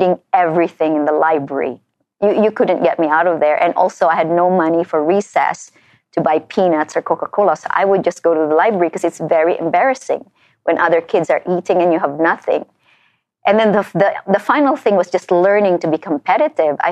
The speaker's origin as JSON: {"language": "English", "country": "Philippines", "tie": "born or raised there", "moved": "as an adult", "lives_now": "United States", "said": "I came here as a Filipino"}